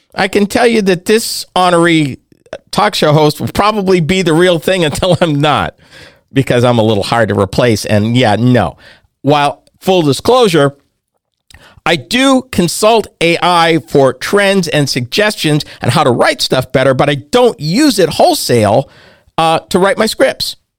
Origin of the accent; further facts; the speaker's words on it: New England, United States; When I grew up in New England, back in the day, W R K O sixty-eight had Dale Dorman